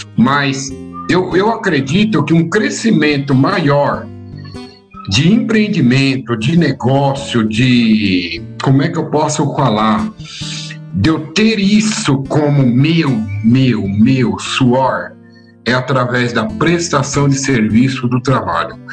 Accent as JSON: {"language": "Portuguese", "region": "São Paulo", "country": "Brazil", "tie": "born or raised there", "said": "eu nasci aqui em São Paulo mesmo, eu nasci lá no Jardim Romano"}